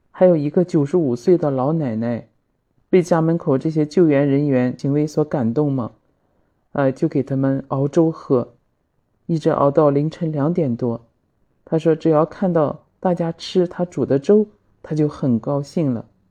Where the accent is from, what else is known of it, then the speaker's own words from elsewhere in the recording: China; 我相信我们中国人都是好样的